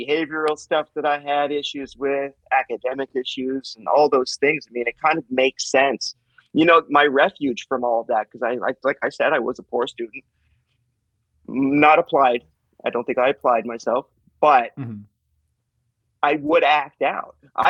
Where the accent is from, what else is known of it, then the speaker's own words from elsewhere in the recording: Calgary, Alberta, Canada; You know, Calgary is my hometown. It is my hometown. But my mom and I grew up in a kind of a gypsy lifestyle. I lived in, I counted it the other day for this, like 13 different cities growing up.